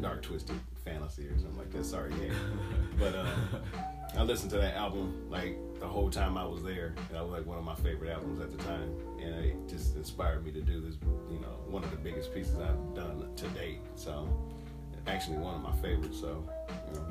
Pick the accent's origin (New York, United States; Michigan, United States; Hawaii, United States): Michigan, United States; moved away; Back where I'm from, I'm from Michigan